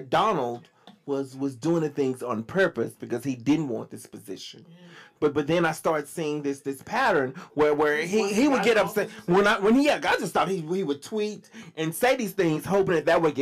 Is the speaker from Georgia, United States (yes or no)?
no; Dallas, Texas, United States; I'm from Dallas